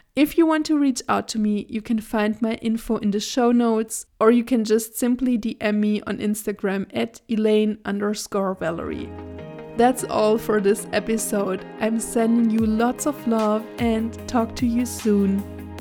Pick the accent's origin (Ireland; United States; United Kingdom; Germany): Germany; I was born and raised in Germany, and I also currently live in Germany with my partner